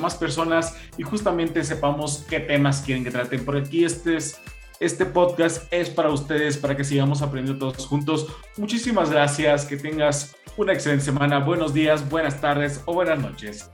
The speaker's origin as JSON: {"language": "Spanish", "country": "Mexico", "said": "Sabemos que como mexicanos"}